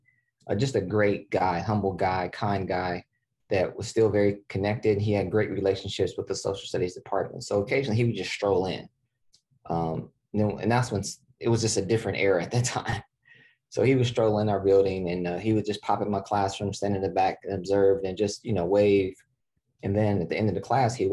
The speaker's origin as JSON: {"language": "English", "town": "Columbus", "region": "Ohio", "country": "United States", "tie": "born or raised there", "said": "Midwest guy, born and raised in Ohio, Central Ohio, still here today. So born in Columbus, Ohio"}